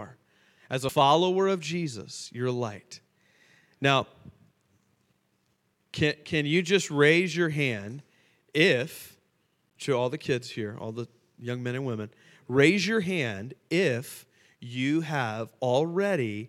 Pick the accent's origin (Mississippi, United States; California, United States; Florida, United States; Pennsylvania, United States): Florida, United States; Fort Lauderdale; moved away as an adult; now in Charlotte, United States; we're both from Fort Lauderdale, both born and raised